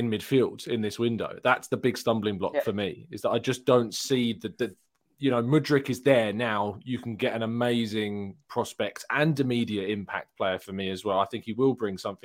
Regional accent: England, United Kingdom; I'm English

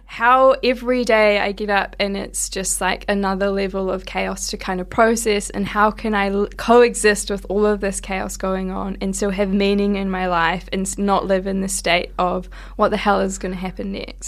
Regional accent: Hawke's Bay, New Zealand; moved away; from my hometown in Hawke's Bay

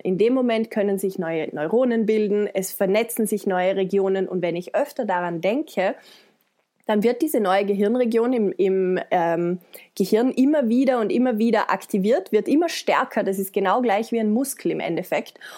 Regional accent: Vorarlberg, Austria; Ich komme aus Österreich, aus Vorarlberg, bin 31 Jahre alt

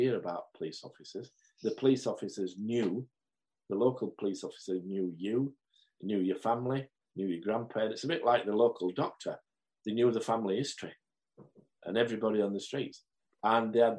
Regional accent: Marsden, Yorkshire and the Humber, United Kingdom; a young lad growing up in Marsden, on the hills of Marsden

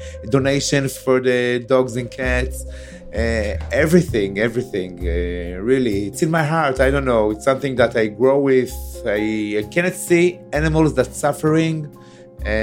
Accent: Beersheba, Southern District, Israel; I was born in Be'er Sheva. I grew up in Be'er Sheva.

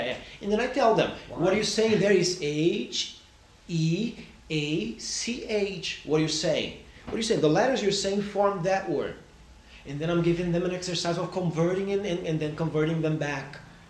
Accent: Brazil; I'm from Brazil, I'm Brazilian, right?

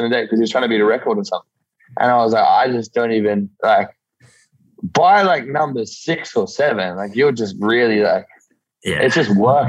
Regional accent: Yeppoon, Queensland, Australia; This small country coastal town called Yeppoon.

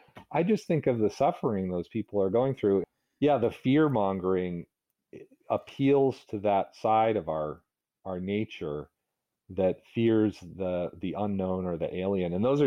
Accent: the South, United States; because I remember my friends, some of them were racist, you know, because I was growing up in the South.

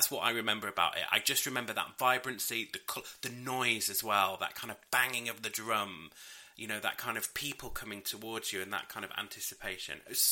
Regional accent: York, Yorkshire and the Humber, United Kingdom; I grew up in York, and it's a very small city.

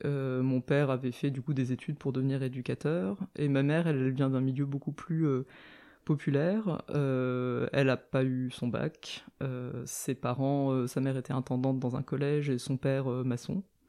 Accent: a small town in the suburbs of Nancy, Lorraine, Grand Est, France; j'ai grandi dans une petite ville en banlieue de Nancy, en Lorraine

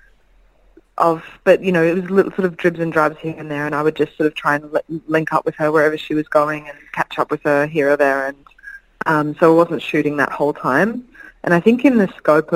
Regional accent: Brisbane, Queensland, Australia; growing up in Brisbane

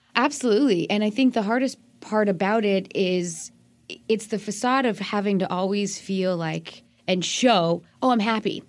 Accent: Colorado, United States; moved away as an adult; also born or lived in British Columbia, Canada / Pennsylvania; now in Maryland, United States; Born and raised there, went to university out there

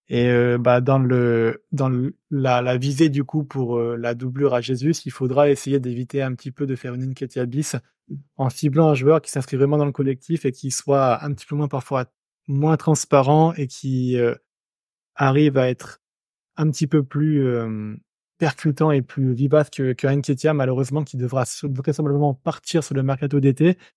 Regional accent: Grenoble, Auvergne-Rhône-Alpes, France; Je sais que tu es Lavallois, je suis Grenoblois

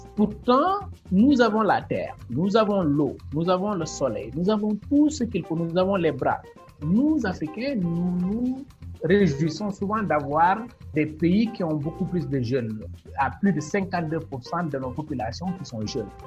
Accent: Senegal; Je suis un Sénégalais, j'ai fait mes études entièrement au Sénégal, dans mhm. l'école publique, de première à l'université.

